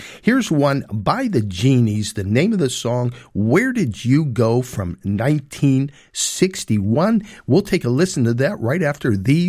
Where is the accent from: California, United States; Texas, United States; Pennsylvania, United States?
Pennsylvania, United States; Pittsburgh; moved away; also born or lived in Arizona; actually broadcasting to you from Pittsburgh, back in my hometown after 47 years in Arizona, so back in Pittsburgh. I think it's going on about 7 months now. So, and in the Canonsburg area